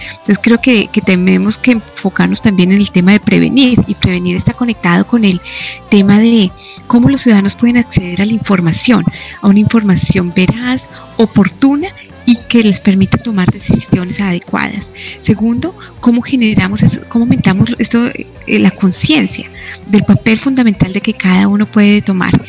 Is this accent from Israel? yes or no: no; Colombia; also born or lived in La Plata, Argentina; yo soy colombiana